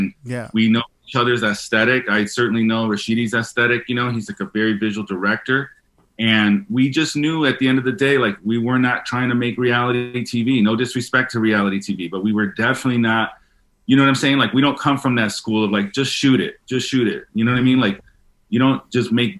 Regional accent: Chicago, Illinois, United States; I grew up in Chicago

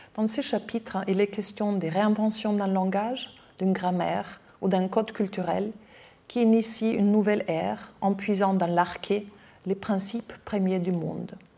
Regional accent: Austria; accent: Austrian; French is a second language; now in France; je suis autrichienne, j'ai un accent

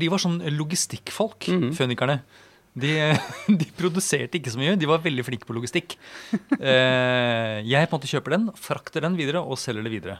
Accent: Norway; som nordmann

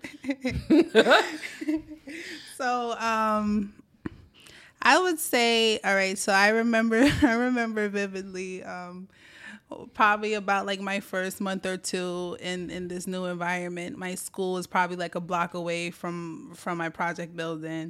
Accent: Brooklyn, New York, United States; also born or lived in Staten Island, New York; I was born in Brooklyn, New York

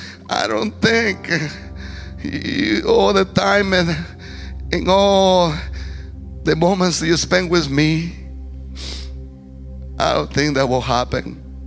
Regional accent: Guatemala; accent: heavy; English is a second language; moved away as an adult; also born or lived in Petén, Guatemala; now in Zanesville, United States; a man that's not from this country. Yes, now thank God, a U.S. citizen. But I come from Guatemala

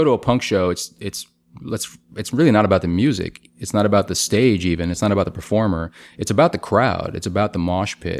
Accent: New Orleans, Louisiana, United States; now in Brooklyn, United States; my hometown, New Orleans

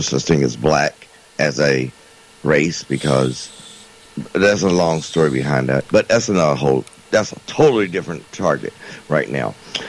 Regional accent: Carolina, United States; We're both from Carolina

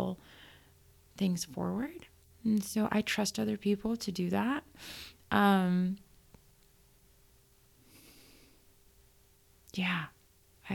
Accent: United States; I grew up in the United States. I got my education here. And when I say education, I mean like elementary school, middle school, and high school

